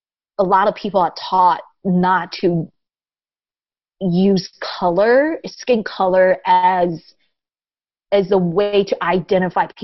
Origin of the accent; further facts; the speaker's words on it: Taiwan; first language Taiwanese; English is a second language; also born or lived in Japan; now in United States; I grew up speaking Taiwanese, and I started learning Mandarin when I started going to school, first grade, and then I started learning English when I moved to the U.S.